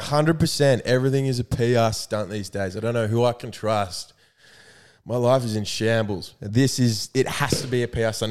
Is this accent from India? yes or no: no; New South Wales, Australia; I am from New South Wales. I'm a blues man